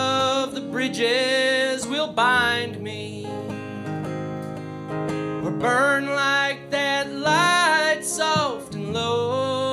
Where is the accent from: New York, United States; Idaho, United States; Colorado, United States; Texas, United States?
Colorado, United States; Denver